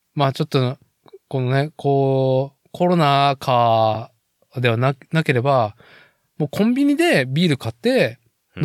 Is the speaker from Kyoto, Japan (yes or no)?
no; Nagoya, Aichi, Japan; now in Chita Peninsula, Japan; 僕、名古屋生まれ、名古屋育ちで、